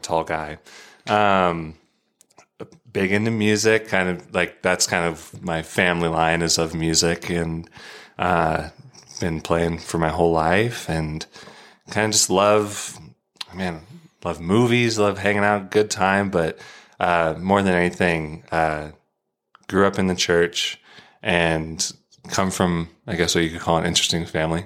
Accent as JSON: {"language": "English", "region": "Arizona", "country": "United States", "moved": "yes", "said": "from Arizona"}